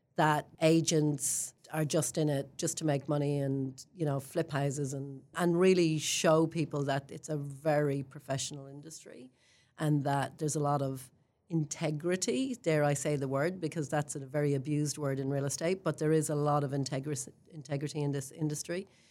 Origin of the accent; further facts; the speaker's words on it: Ireland; moved away as an adult; now in Queenstown, New Zealand; I'm an Irish girl who grew up in a country that talked about religion and politics my whole life